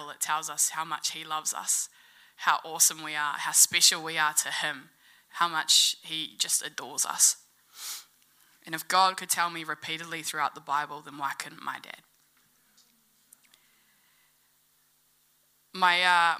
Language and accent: English; Gore, Southland, New Zealand; Growing up in Gore, I always had my dad around physically